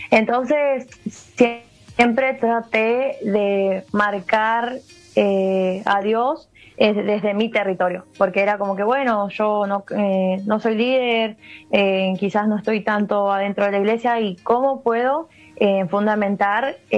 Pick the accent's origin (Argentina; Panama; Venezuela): Argentina; Paso de los Libres, Corrientes; Eh, juego acá, en mi ciudad natal, en Paso de los Libres.